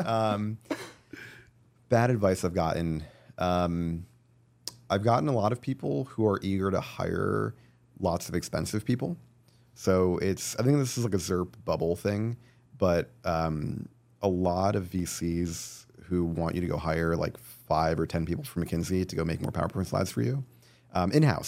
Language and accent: English; New Jersey, United States; also born or lived in California; now in New York, United States; I grew up in New Jersey